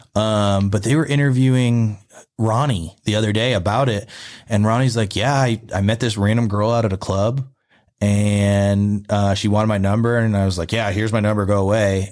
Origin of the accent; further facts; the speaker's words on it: upstate New York, United States; moved away; also born or lived in Texas; I spent the summers down in Philly, but I grew up upstate.